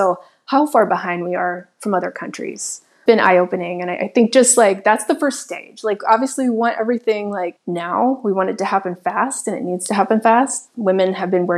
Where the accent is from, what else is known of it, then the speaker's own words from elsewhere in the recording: Nashville, Tennessee, United States; also born or lived in Chicago, Illinois; now in Miami, United States; I grew up in the South. I grew up in Nashville, Tennessee.